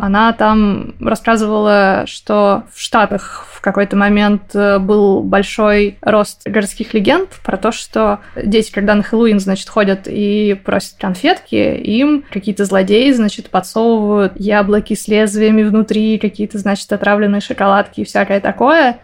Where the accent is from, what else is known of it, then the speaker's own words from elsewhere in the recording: Perm, Perm Krai, Russia; now in Moscow, Russia; в Перми у нас